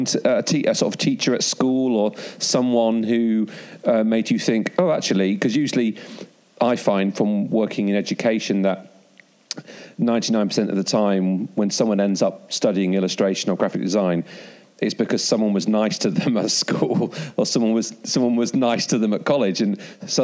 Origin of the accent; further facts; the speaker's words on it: Cleethorpes, Yorkshire and the Humber, United Kingdom; I'm from Grimsby originally. And, well, Cleethorpes